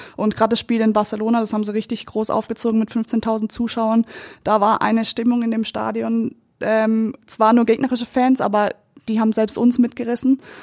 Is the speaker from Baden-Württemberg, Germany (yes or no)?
yes; Kappel, Baden-Württemberg, Germany; moved away as an adult; now in Munich, Germany; mein Herz schlägt für Südbaden. Ähm, da ist meine Familie, da sind meine Freunde